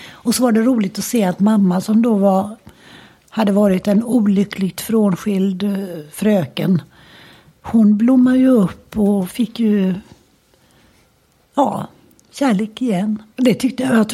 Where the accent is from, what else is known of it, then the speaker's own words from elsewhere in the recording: Gothenburg, Västra Götaland, Sweden; Och där bod, växte vi upp och bodde i många, alla år. Och idag är den till och med och det var sånt där radhus, trä, gammalmodigt träradhus. Boråsvägen ut hette det väl på den tiden. Precis i ytterkanten av Örgryte.